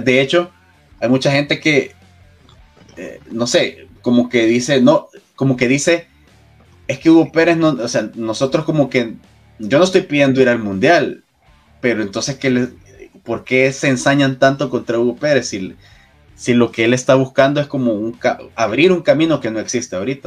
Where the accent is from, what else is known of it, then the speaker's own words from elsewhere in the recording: El Salvador; como salvadoreños